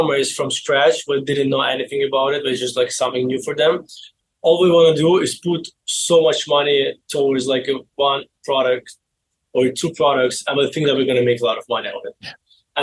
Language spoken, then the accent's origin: English; Baku, Azerbaijan; English is a second language; moved away as an adult; now in United States; I was born in Baku, Azerbaijan